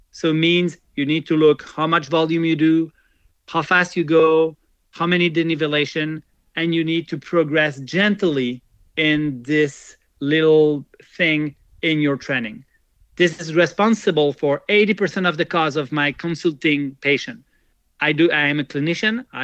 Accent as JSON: {"language": "English", "country": "Switzerland", "second_language": "English", "said": "I never go there, even if I come from from Switzerland."}